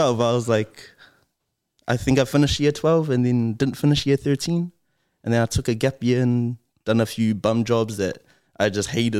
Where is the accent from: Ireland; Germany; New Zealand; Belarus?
New Zealand; Auckland; I grew up in Mangere